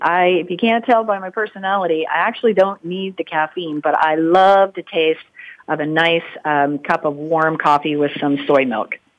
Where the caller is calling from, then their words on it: Atlanta, Georgia, United States; I'm calling in today from Atlanta, Georgia